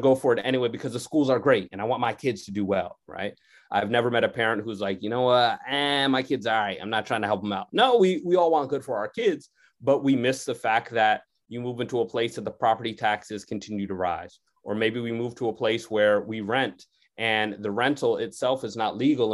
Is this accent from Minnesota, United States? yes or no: no; Connecticut, United States; I grew up in Connecticut